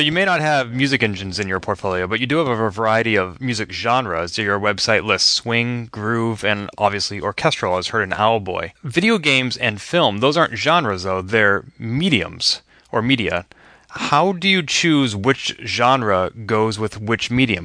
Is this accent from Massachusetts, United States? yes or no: yes; Boston, Massachusetts, United States; my hometown of Boston